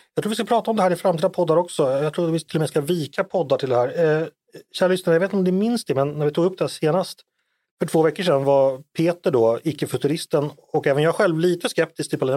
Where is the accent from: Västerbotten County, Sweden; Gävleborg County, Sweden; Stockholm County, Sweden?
Stockholm County, Sweden; Danderyd; Jag föddes ju tyvärr på Danderyds sjukhus och inte på Sahlgrenska